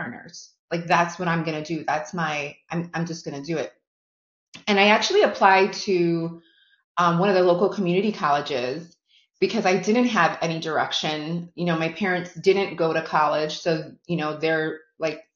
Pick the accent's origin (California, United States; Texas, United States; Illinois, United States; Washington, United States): Illinois, United States; Chicago; I have been born and raised in Chicago, so I am a Chicago girl through and through